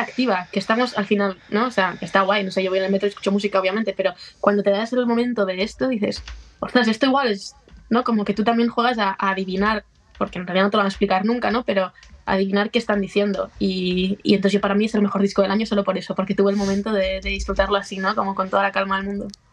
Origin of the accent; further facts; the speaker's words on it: a town next to Barakaldo, Basque Country, Spain; había una en Baracaldo, al lado de, mi pueblo